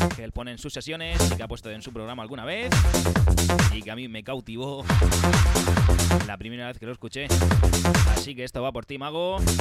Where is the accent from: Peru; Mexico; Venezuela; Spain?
Spain; Region of Murcia; accent: murciano; mi acento murciano